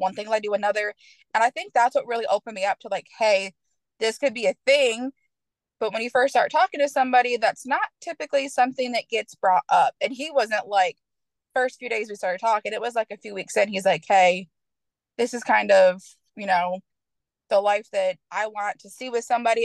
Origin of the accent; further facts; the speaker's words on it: Michigan, United States; moved away as an adult; now in Knoxville, United States; originally, I'm from Michigan. Um, I moved down to Tennessee. I now live in Knoxville